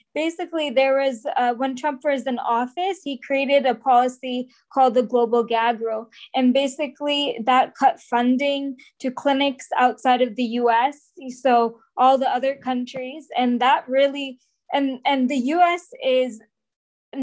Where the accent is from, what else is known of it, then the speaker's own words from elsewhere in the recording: Bay Area, California, United States; I am from the Bay Area